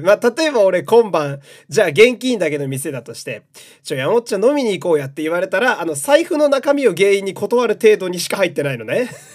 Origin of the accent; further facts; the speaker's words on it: Fukui, Japan; moved away; 出身が田舎福井県なんで